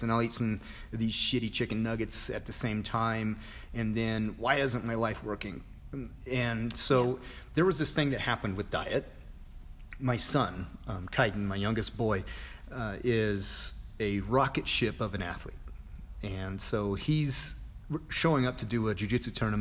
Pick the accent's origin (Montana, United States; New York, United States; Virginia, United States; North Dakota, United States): Montana, United States; moved away; going home to Montana